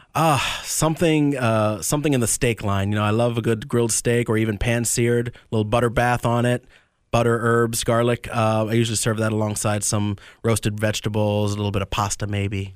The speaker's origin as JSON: {"language": "English", "town": "Tampa", "region": "Florida", "country": "United States", "tie": "born or raised there", "also_born_or_lived": "Medford, New Jersey", "said": "I was born in Medford, New Jersey. My family moved down, uh, to the Tampa area when I was three"}